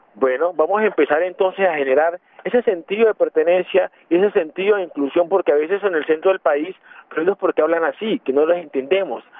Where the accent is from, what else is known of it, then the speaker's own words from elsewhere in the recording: Quibdó, Chocó, Colombia; moved away as an adult; now in Bogotá, Colombia; yo soy eh, de Quindó